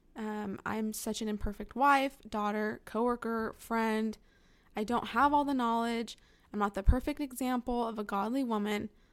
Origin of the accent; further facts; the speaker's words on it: California, United States; moved away as an adult; now in Northern Alabama, United States; My husband and I were both born and raised in California